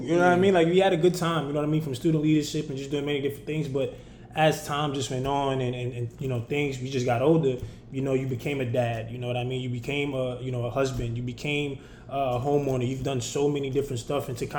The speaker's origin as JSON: {"language": "English", "region": "New York", "country": "United States", "said": "because we both come from New York, man. You know, we came from New York."}